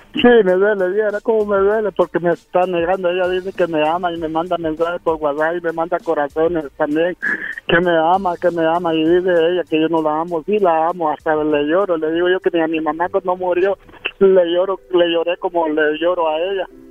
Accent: El Salvador; moved away; yo soy del Salvador

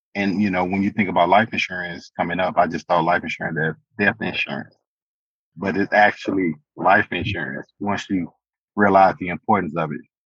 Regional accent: St. Louis, Missouri, United States; moved away as an adult; now in El Paso, United States; born and raised in St. Louis, Missouri

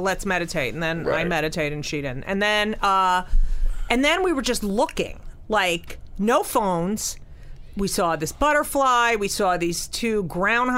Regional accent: Clark, New Jersey, United States; also born or lived in Newark, New Jersey / Elizabeth, New Jersey; I was born in Newark, lived in Elizabeth, and then we moved to Clark.

